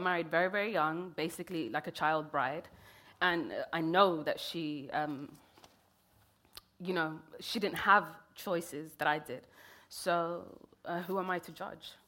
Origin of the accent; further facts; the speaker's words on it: London, United Kingdom; also born or lived in Kenya; I grew up in London